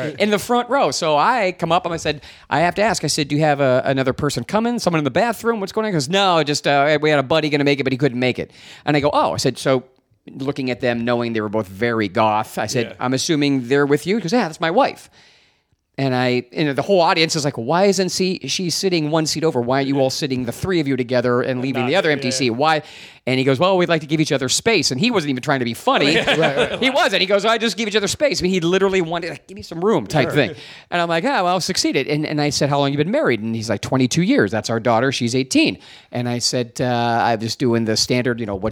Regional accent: Ohio, United States; also born or lived in Pittsburgh, Pennsylvania; I'm from Ohio. I was born in Pittsburgh, raised in Ohio.

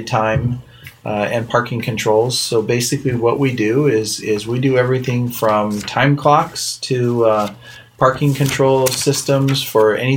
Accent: Orange County, California, United States; now in Southlake, United States; I am from California, but I will state that I'm from Orange County, which was the conservative part of California. And so actually moved here in 1998

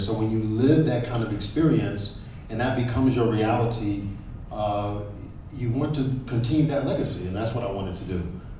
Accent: United States; because I grew up in the Army, my father had joined the Army as 18, 19 years old, out of New York, got stationed at Fort Jackson in Columbia, South Carolina.

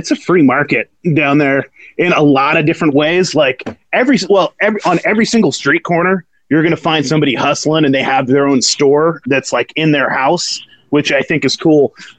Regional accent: Eureka, California, United States; I grew up in California. I actually grew up in Eureka, California on the coast. Humboldt County, the big pot growing central.

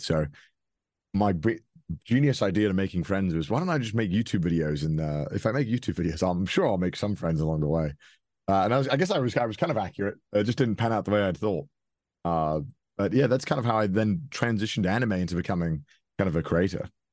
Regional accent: Wales, United Kingdom; moved away as an adult; now in Japan; I grew up in Wales, which is a small country within the United Kingdom.

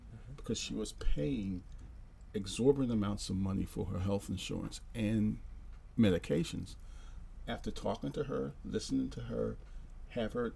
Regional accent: Philadelphia, Pennsylvania, United States; moved away; I was originally from Philadelphia, Pennsylvania. I grew up in a hard neighborhood in Philadelphia

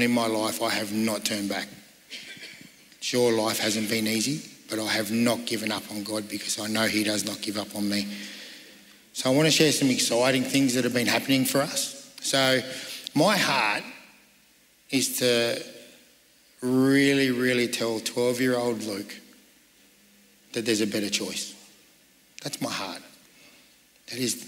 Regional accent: Sydney, New South Wales, Australia; I grew up in Sydney

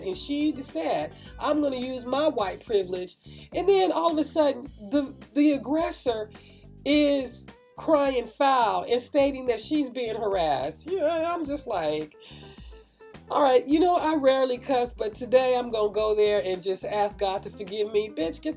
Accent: Oakland, California, United States; I grew up in Oakland. I grew up in Northern California, especially in the Oakland area

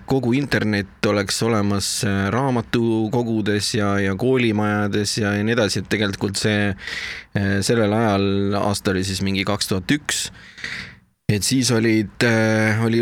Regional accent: South Estonia, Estonia; now in Tallinn, Estonia; ma tulin ära äh, Lõuna-Eestist Tallinnasse ja kui ma Tallinnasse ära kolisin

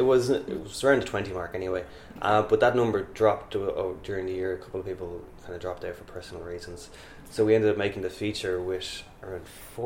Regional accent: Dublin, Leinster, Ireland; I'm also from Dublin.

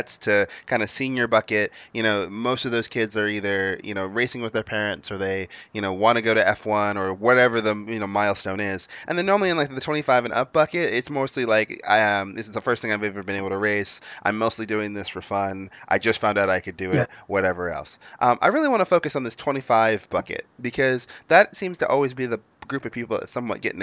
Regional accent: United States; I'm from the United States.

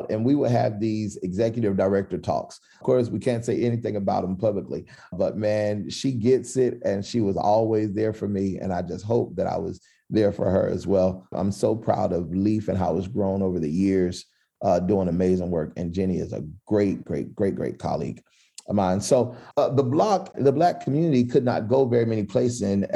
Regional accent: Philadelphia, Pennsylvania, United States; moved away as an adult; now in Asheville, United States; From Philadelphia. So I grew up in North Philly.

